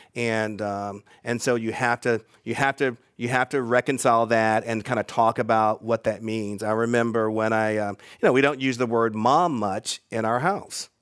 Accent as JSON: {"language": "English", "town": "Charlotte", "region": "North Carolina", "country": "United States", "tie": "born or raised there", "also_born_or_lived": "Atlanta, Georgia / Bay Area, California", "moved": "yes", "said": "when I was growing up in Charlotte, North Carolina"}